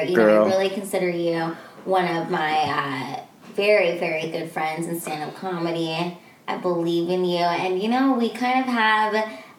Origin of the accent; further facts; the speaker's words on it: Philippines; he said he was Filipino, and I was like, oh my gosh, I'm Filipino too